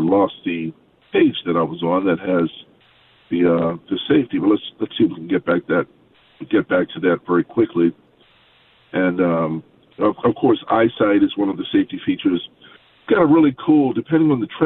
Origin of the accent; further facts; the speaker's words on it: Baltimore, Maryland, United States; I'm from Baltimore